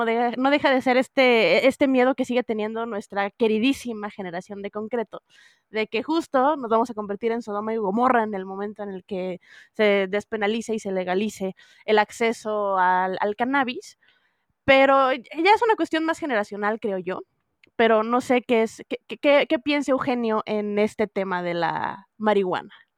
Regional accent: northern Mexico, Mexico; now in Mexico City, Mexico; yo así empersinada del norte

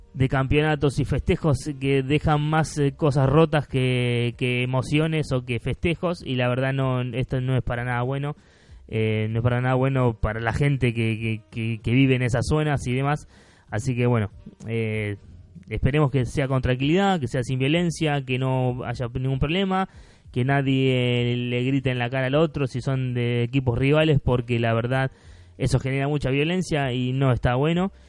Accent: Argentina; soy de Argentina

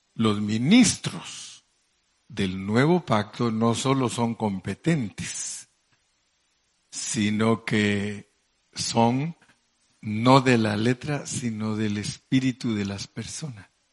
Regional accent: Mexico; hablando en buen mexicano

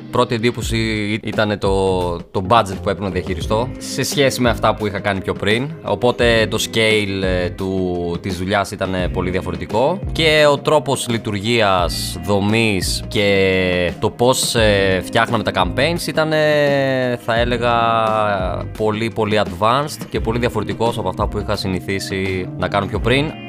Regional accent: Larissa, Thessaly, Greece; moved away as an adult; now in Athens, Greece; Μεγάλωσα στη Λάρισα, σπούδασα στη Λάρισα, ξεκίνησα να δουλεύω στη Λάρισα.

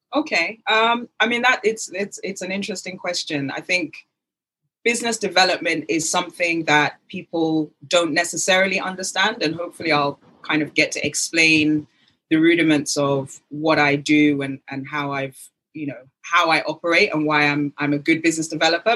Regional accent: United Kingdom; accent: British; also born or lived in Lagos, Nigeria; my British accent

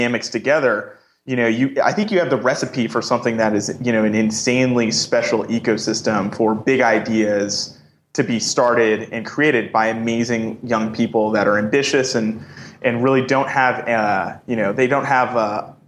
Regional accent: New York, United States; I'm originally from New York

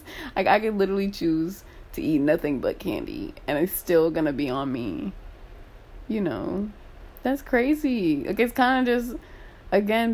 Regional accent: United States; I'm an American

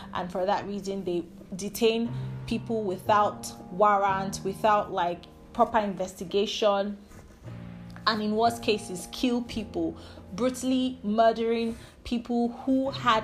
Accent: Nigeria; my home country, Nigeria.

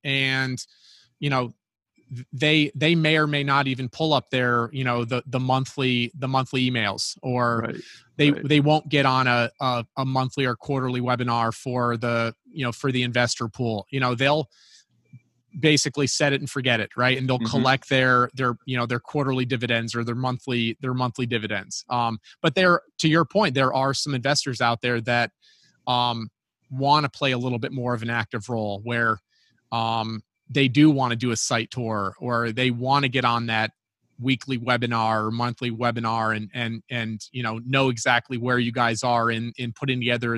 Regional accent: New York, United States; me being a New Yorker

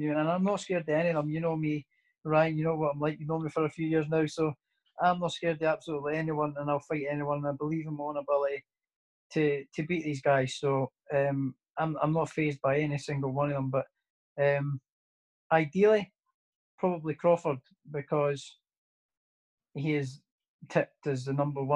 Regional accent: Prestonpans, Scotland, United Kingdom; also born or lived in Edinburgh; my hometown as well, as the Preston Pan

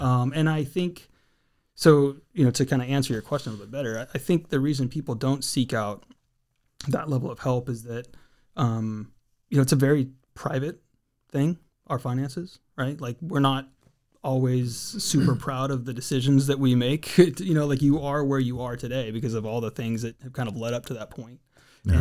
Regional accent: Redding, California, United States; also born or lived in San Diego County, California (Lakeside, El Cajon); just outside of Redding, California.

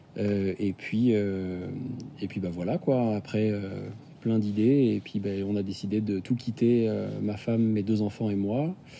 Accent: Nantes, Pays de la Loire, France; je suis nantais, j'ai 33 ans

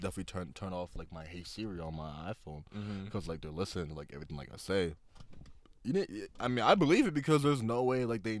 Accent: Nigeria; I'm Nigerian

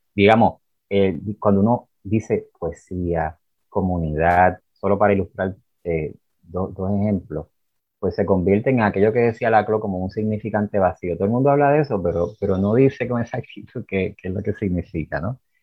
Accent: Arecibo, Puerto Rico; now in Utuado, Puerto Rico; como yo me crié en Arecibo y después entonces eh, pasé a Utuado

